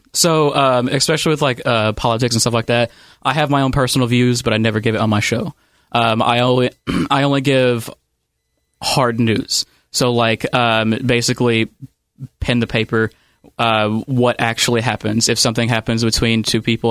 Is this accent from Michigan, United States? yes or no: no; Ohio County, Kentucky, United States; I grew up in Ohio County, Kentucky, so it's about a county over